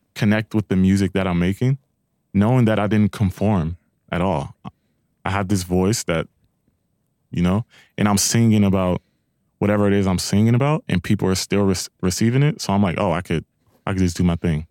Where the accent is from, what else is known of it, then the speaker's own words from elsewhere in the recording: Long Beach, California, United States; I'm from Long Beach